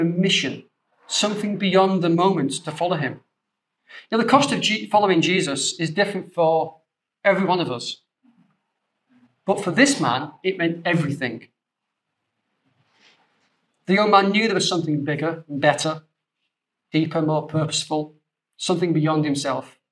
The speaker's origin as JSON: {"language": "English", "region": "the north of England", "country": "United Kingdom", "said": "being a Northerner, we're very trustworthy people"}